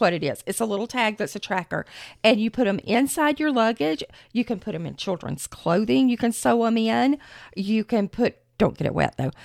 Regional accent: Florida, United States; We are from Florida

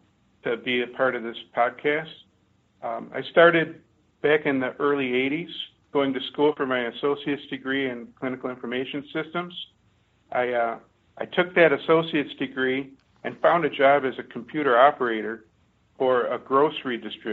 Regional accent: Detroit, Michigan, United States; Growing up in the Detroit area, the Motor City

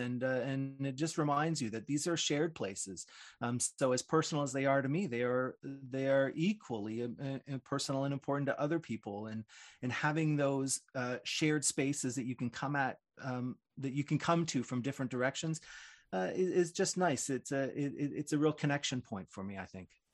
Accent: Toronto, Ontario, Canada; a guy born and raised in Toronto

